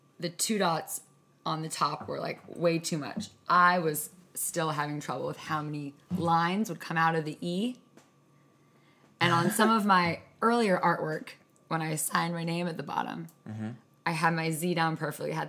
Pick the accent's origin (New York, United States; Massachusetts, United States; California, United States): Massachusetts, United States; Gloucester; also born or lived in Cambridge, Massachusetts / Missouri; I was born in Cambridge, and then we moved to Gloucester.